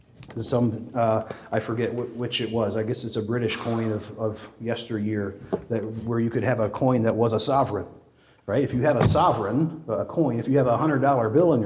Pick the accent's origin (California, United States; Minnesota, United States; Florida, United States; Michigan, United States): Michigan, United States; West; growing up in Dutch Reformed West Michigan